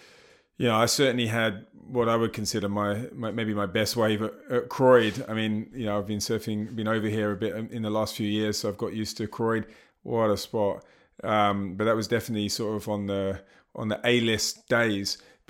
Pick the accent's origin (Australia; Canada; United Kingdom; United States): United Kingdom; now in South Africa; Yeah, I'm from the UK. Even though I still think I sound very English. Occasionally someone says, you sound South African. I've lived most of my life in South Africa.